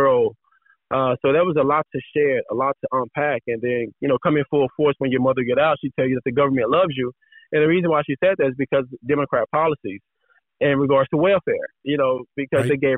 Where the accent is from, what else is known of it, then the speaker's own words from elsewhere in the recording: Dallas, Texas, United States; moved away as an adult; now in California, United States; I was originally from Dallas, Texas